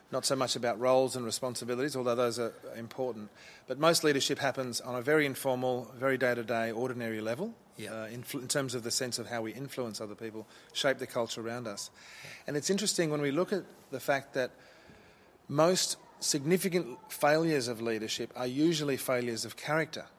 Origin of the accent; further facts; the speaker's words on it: Brisbane, Queensland, Australia; also born or lived in South Africa; We came to Australia from South Africa when I was four and a half. Yep. Uh, so I grew up here